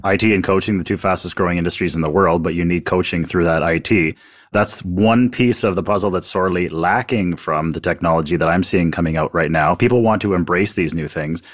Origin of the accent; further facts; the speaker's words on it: Canada; I'm sitting here as a Canadian